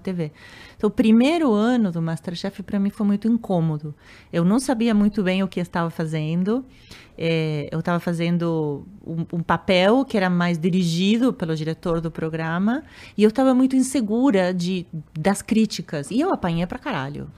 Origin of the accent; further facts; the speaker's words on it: Argentina; Portuguese is a second language; moved away as an adult; also born or lived in Uruguay / United States / Europe; now in Brazil; eu sou argentina